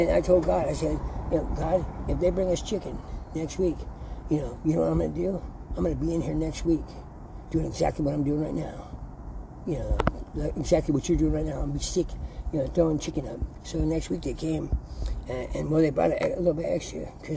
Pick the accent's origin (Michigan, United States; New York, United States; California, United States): California, United States; San Bernardino; I was born in St. Bernardino's Hospital, and my childhood was great, because I grew up in here in San Bernardino